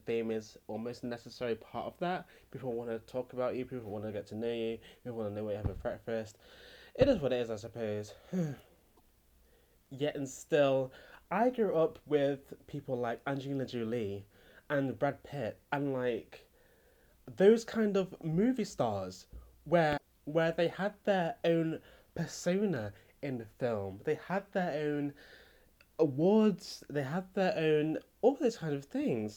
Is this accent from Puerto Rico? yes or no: no; England, United Kingdom; I come from Britain, the UK, England